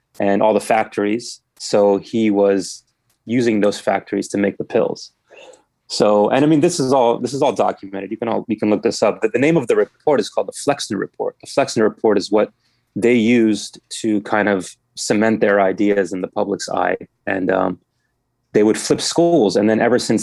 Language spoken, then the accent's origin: English; Germantown, Maryland, United States; I'm from here originally